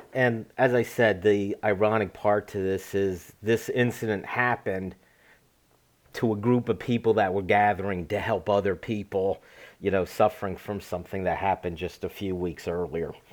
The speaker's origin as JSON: {"language": "English", "town": "Berwick", "region": "Pennsylvania", "country": "United States", "tie": "born or raised there"}